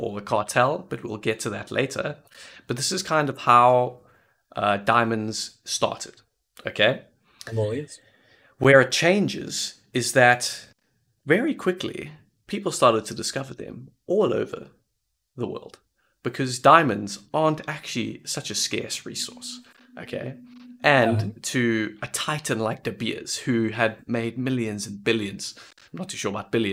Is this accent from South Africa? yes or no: yes; South Africa; Vince and I are both South Africans